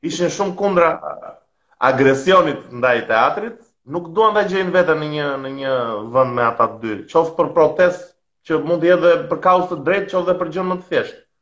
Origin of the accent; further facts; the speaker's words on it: southern Albania, Albania; Si jam nga Tirana, them drejtën, ëh, se jam nga jugu unë vlla